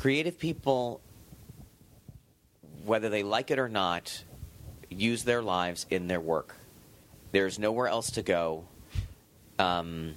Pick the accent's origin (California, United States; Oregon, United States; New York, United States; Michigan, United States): California, United States; Los Angeles; I'm from Hancock Park